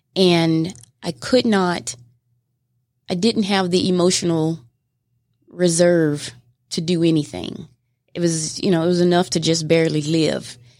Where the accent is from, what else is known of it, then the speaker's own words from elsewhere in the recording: Mobile, Alabama, United States; moved away as an adult; now in Georgia, United States; I am from Mobile, Alabama originally. And uh, I moved to Georgia in 2006